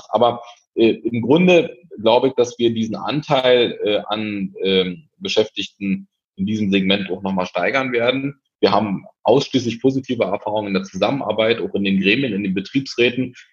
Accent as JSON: {"language": "German", "region": "Berlin", "country": "Germany", "said": "zugeben muss als Berliner, ähm, dass ich sehr überrascht war davon"}